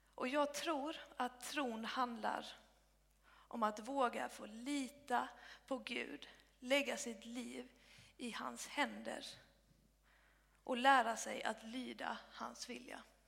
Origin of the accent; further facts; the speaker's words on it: Blekinge, Sweden; moved away as an adult; also born or lived in Uppsala; now in Helsingborg, Sweden; jag är uppvuxen i Bekinge